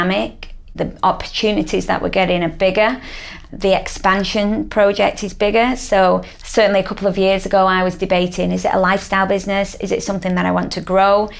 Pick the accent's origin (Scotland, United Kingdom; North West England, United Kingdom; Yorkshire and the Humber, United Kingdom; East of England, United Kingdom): North West England, United Kingdom; Manchester; I'm from Manchester.